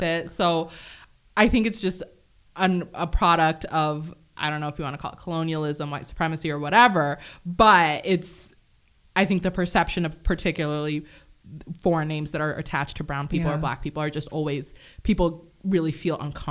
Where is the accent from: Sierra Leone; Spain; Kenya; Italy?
Kenya; I'm Kenyan.